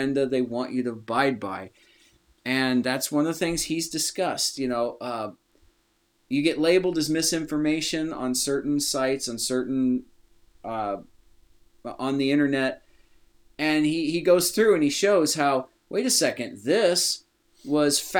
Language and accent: English; Iowa, United States; we're from Iowa, so here we have the University of Iowa Hawkeyes